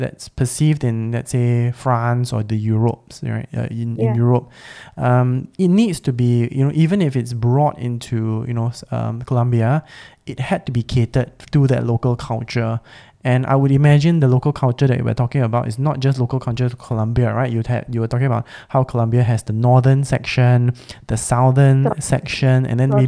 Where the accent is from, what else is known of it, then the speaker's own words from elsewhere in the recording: Singapore; also born or lived in Australia; I was born and raised as a Singaporean